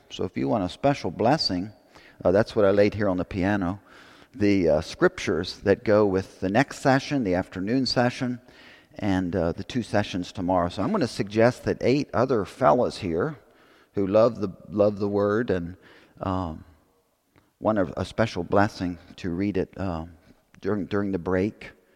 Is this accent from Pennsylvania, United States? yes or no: yes; Pennsylvania, United States; I grew up in Pennsylvania